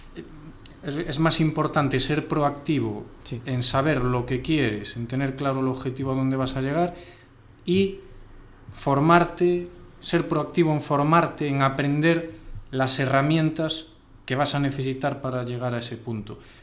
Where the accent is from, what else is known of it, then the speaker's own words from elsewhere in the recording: Ourense, Galicia, Spain; nosotros somos de Urense